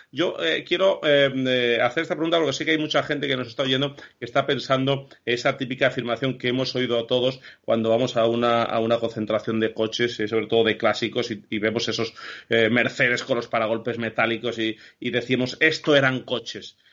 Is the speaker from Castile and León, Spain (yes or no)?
yes; Castile and León, Spain; Nosotros los tres, que somos castellanos